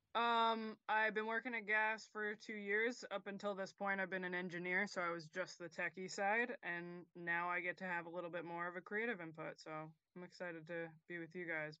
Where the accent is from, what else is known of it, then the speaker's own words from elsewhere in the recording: Nutley, Clifton, Montclair, New Jersey, United States; We're all from New Jersey here